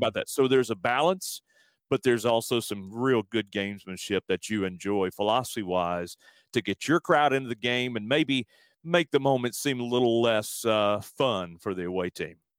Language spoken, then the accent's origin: English; Alabama, United States; also born or lived in San Antonio; now in Houston, United States; back in my home state of Alabama